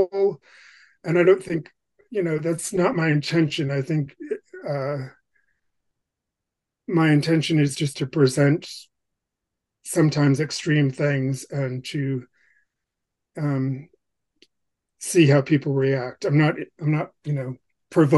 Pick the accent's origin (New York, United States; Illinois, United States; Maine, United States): Maine, United States; Bangor; growing up in Bangor, Maine